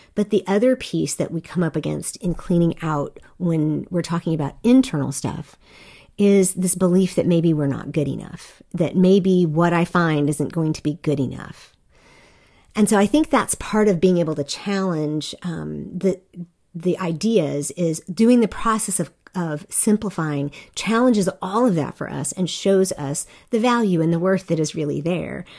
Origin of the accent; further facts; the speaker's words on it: South Korea; I grew up in Korea